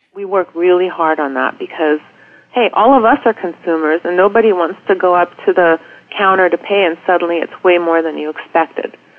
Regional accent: Charlotte, North Carolina, United States; now in Washington, D.C. area, United States; I grew up in Charlotte in the 70s

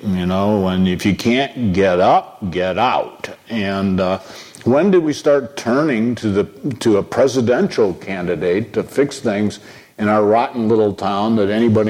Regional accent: Toledo, Ohio, United States; moved away as an adult; I grew up in Toledo, Ohio.

